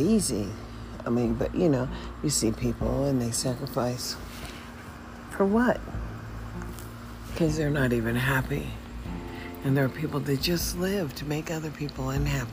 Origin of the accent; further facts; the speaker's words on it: United States; also born or lived in Washington State; now in Nevada, United States; I'm an American. That's what I am.